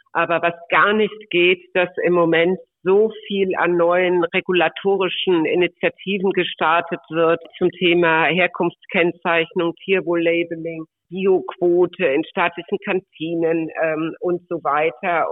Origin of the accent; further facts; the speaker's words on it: Mönchengladbach, North Rhine-Westphalia, Germany; moved away as an adult; also born or lived in Würzburg; ich bin gebürtig aus Mönchengladbach vom Niederrhein